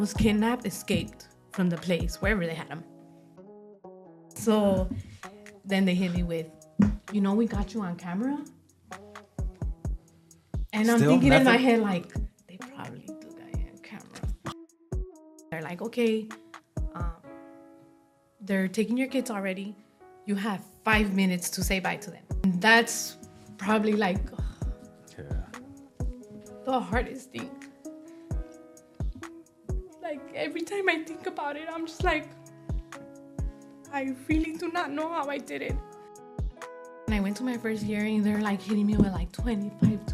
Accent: Los Angeles, California, United States; I was born and raised in Boyle Heights, East

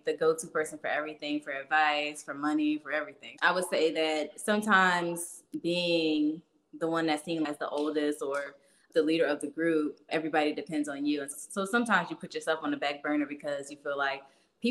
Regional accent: Hightstown, New Jersey, United States; moved away as an adult; also born or lived in Trenton, New Jersey / Pennsylvania; now in Virginia, United States; I was raised in Hightstown, which is like the Princeton area

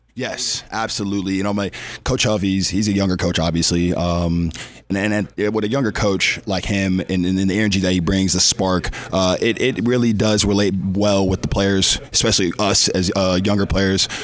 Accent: Georgia, United States; moved away; somebody from being down south, I'm from Georgia

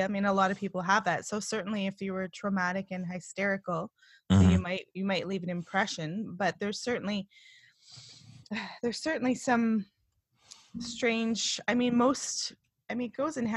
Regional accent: East Coast of Canada, Canada; I was born on the East Coast of Canada

